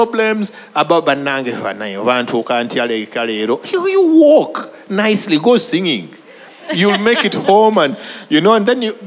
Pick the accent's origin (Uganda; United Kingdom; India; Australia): Uganda; I'm from Uganda